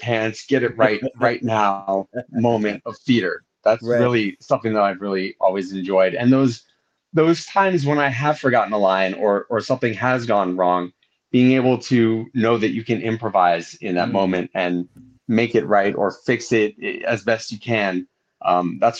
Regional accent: Southern California, United States; also born or lived in Laguna Beach / Los Angeles; I grew up mainly in Southern California, here in and around Southern California

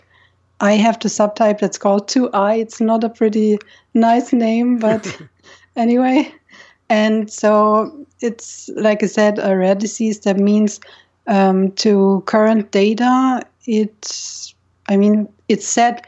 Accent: near Munich, Bavaria, Germany; now in Nice, France; I'm from Germany, actually. I was born in a city close to Munich in Bavaria.

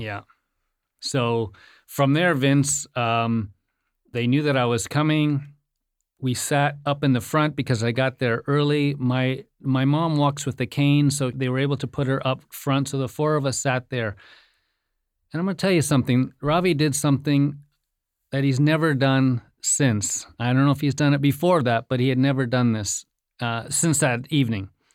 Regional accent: India; moved away; I was born in India

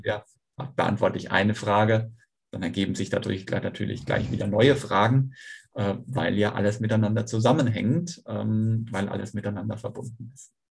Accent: North Sea coast, Germany; also born or lived in Schweinfurt; now in Kiel, Germany; bin dann aber an der Nordseeküste aufgewachsen

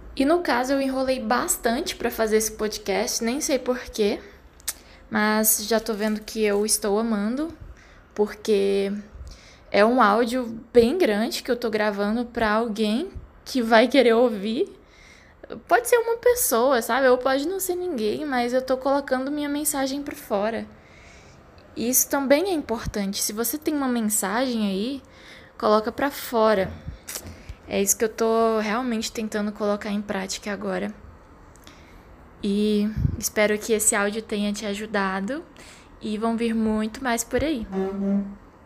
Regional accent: Brasília, Federal District, Brazil; moved away; que vim de Brasília, ainda já tinha quase premeditado ali o meu emprego que seria é, funcionária pública

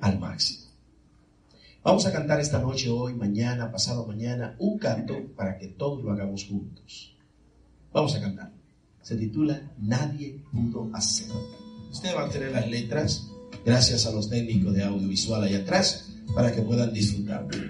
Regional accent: Santo Domingo, Dominican Republic; now in Florida, United States; yo soy de la República Dominicana, es decir, que soy de Santo Domingo

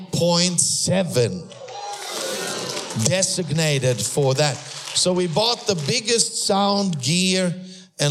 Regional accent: Austria; first language German; English is a second language; moved away; also born or lived in Sweden; I'm a first generation believer that was born in Austria

